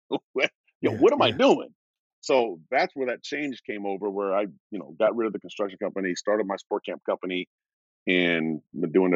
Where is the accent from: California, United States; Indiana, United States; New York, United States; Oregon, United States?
Oregon, United States; Portland; I'm from Oregon, Portland, Oregon